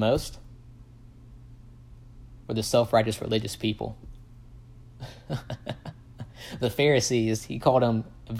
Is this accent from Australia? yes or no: no; the South, United States; especially growing up in the Bible Belt in the South, the most divided places are the churches